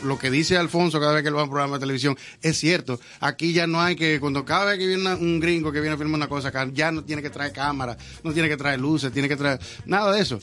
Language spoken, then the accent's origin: Spanish; Dominican Republic; yo soy dominicano de aquí.